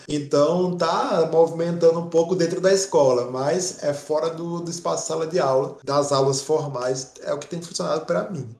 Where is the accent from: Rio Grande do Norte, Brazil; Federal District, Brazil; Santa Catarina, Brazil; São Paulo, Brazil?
Rio Grande do Norte, Brazil; Natal; de onde sou, com de onde a gente é, que é Natal, Rio Grande do Norte